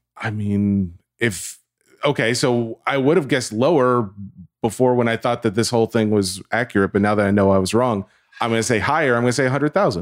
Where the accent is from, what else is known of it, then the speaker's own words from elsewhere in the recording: the South, United States; I'm from the South